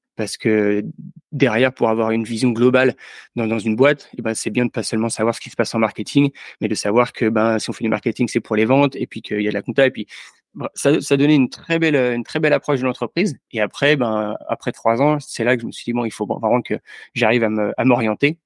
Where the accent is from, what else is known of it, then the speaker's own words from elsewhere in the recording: Yvelines, near Mantes-la-Jolie, Île-de-France, France; also born or lived in Angers; j'ai grandi dans, les Yvelines, juste à côté de Mantes-la-Jolie